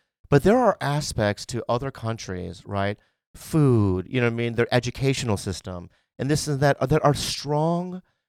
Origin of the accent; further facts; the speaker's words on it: United States; I'm an American through and through.